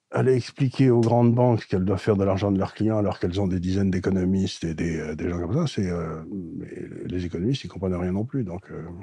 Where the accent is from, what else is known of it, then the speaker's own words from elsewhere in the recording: Aleppo, Aleppo Governorate, Syria; born there; Je suis né à Alep en Syrie.